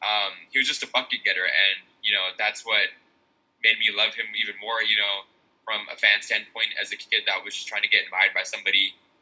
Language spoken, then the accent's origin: English; near Sacramento, California, United States; because of my hometown roots, because I live very close to Sacramento.